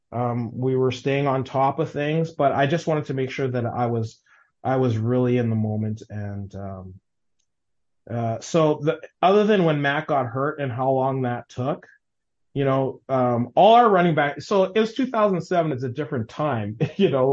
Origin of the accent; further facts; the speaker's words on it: Winnipeg, Manitoba, Canada; I grew up in Waverly Heights.